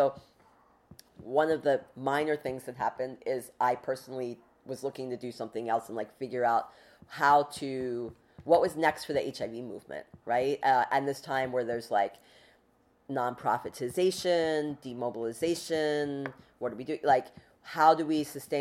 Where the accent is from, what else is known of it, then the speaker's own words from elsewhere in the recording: Philadelphia, Pennsylvania, United States; moved away as an adult; also born or lived in New York City; I'm a Philadelphian.